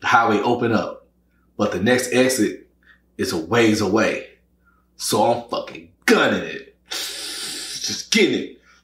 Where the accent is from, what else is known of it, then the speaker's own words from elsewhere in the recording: Louisiana, United States; moved away as an adult; now in Dallas, United States; I'm originally from Louisiana